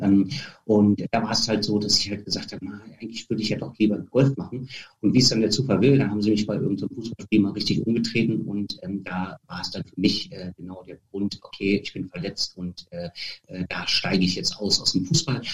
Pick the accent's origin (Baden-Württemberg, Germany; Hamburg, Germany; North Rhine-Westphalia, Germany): North Rhine-Westphalia, Germany; Bad Oeynhausen; aus dem kleinen Ort, wo ich groß geworden bin. Das ist ja ähm, in Bad Oeynhausen, mhm. so Herford-Löhne, so in der Gegend Ostwestfalen